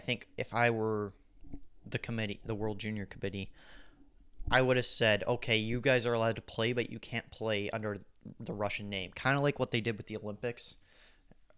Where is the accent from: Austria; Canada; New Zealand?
Canada; Canada, I'm from Canada